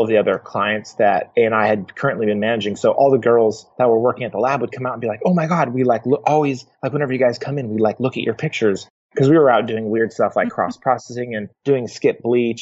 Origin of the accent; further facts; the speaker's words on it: Portland, Oregon, United States; I grew up in Portland, Oregon